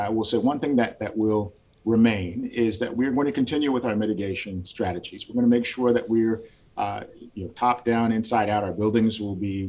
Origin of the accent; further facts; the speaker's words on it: Washington, United States; moved away as an adult; also born or lived in Gwinnett County, Georgia; now in Georgia, United States; I grew up in Washington State